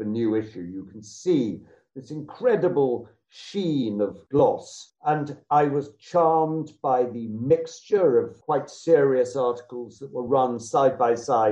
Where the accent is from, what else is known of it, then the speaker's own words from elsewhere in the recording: West Sussex, South East England, United Kingdom; I grew up in West Sussex